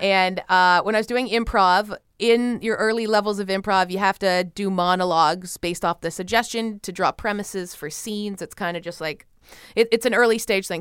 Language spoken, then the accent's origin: English; Canada; in Canada, my home country